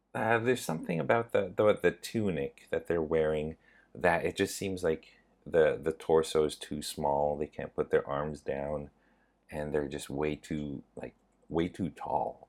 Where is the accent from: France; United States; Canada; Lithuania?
Canada; I am from Canada, and I am Asian